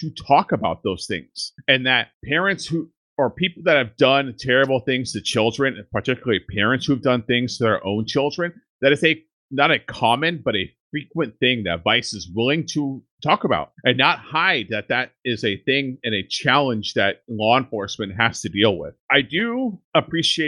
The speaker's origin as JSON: {"language": "English", "area": "Central Valley", "region": "California", "country": "United States", "tie": "born or raised there", "said": "We grew up in Central Valley in California, where all the meth is made"}